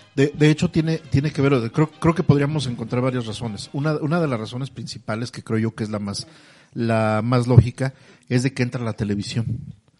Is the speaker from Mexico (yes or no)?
yes; Mexico; Somos mexicanos